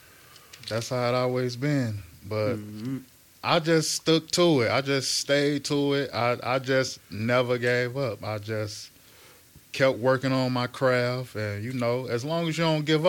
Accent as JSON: {"language": "English", "town": "Chicago", "region": "Illinois", "country": "United States", "said": "I'm from Englewood"}